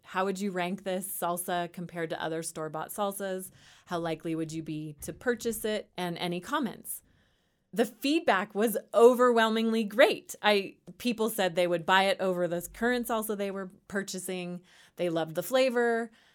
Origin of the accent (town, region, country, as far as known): Bay Area, Northern California, United States; born or raised there; moved away as an adult; also born or lived in San Luis Obispo, California; now in Louisville, United States